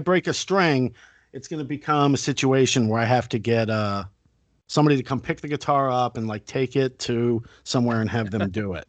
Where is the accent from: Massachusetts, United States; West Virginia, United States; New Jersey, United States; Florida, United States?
Florida, United States; Fort Lauderdale; I grew up in Fort Lauderdale, which was Party Central at the time